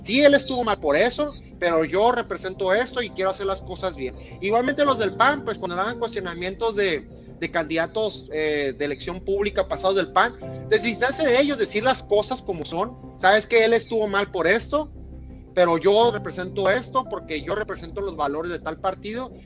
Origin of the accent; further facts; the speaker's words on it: Mexico; nosotros como mexicanos